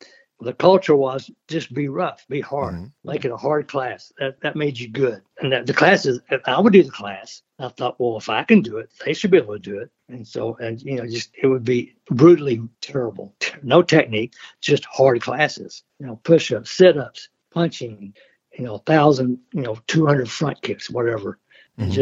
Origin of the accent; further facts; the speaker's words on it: Hurst, Texas, United States; moved away as an adult; also born or lived in Washington, D.C.; I lived in Hearst, which was kind of a small town.